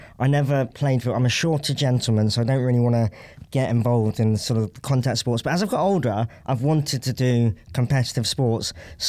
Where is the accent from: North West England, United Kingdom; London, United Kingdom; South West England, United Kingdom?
South West England, United Kingdom; Somerset; I grew up in Somerset